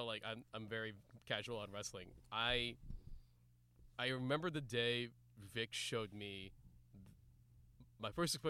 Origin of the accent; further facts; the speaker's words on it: California, United States; I'm from California. I'm just from California.